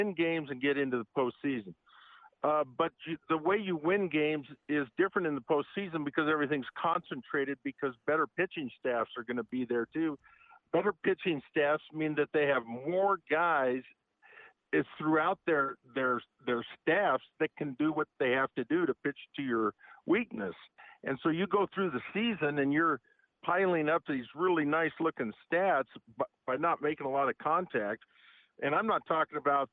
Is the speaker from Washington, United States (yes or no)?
no; Portland, Oregon, United States; also born or lived in Moraga, California; I'm born and raised in Portland, Oregon, but I lived in Moraga, California in sixth grade